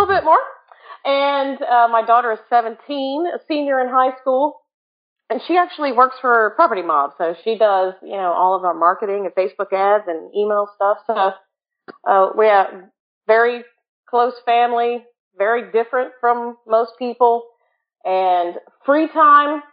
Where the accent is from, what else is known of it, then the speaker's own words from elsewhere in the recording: Jacksonville, Florida, United States; I'm from Jacksonville, Florida, which I like to call Freakville because there's a lot of freaky people in Jacksonville.